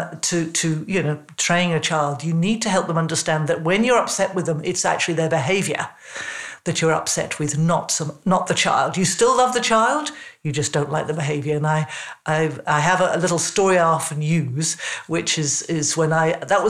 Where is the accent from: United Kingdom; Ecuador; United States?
United Kingdom; England; When I was first at high school, I was in England, you probably gather from my accent